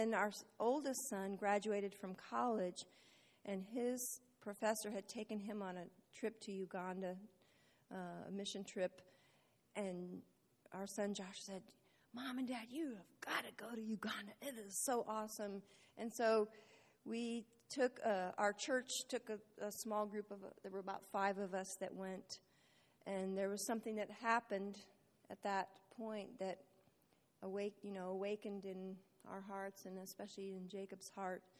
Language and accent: English; India; Initially, because I grew up in India, my parents were missionaries in India